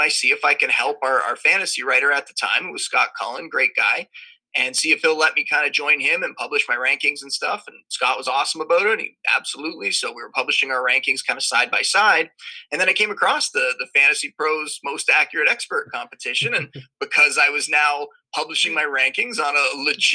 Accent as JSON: {"language": "English", "town": "Niagara Falls", "region": "Ontario", "country": "Canada", "tie": "born or raised there", "also_born_or_lived": "Toronto", "said": "I'm from Canada, born and raised in Niagara Falls."}